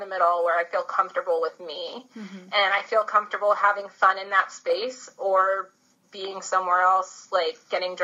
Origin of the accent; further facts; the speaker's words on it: Bowie, Maryland, United States; moved away as an adult; also born or lived in Colorado; now in New Zealand; I am from Bowie, Maryland, on the East Coast, about 20 minutes outside of Washington, D.C., and I lived there most of my life